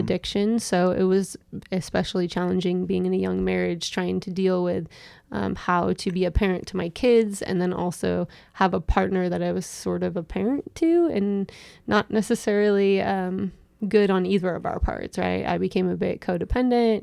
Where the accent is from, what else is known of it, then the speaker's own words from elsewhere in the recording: Seattle, Washington, United States; also born or lived in Issaquah, Washington; I was born in Seattle and raised in the West Seattle area